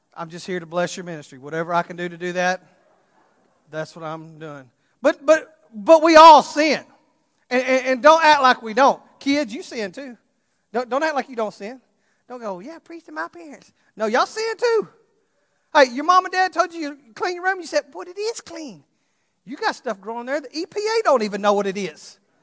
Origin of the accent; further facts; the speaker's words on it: Texas, United States; I'm from Texas, so we say it like this, naked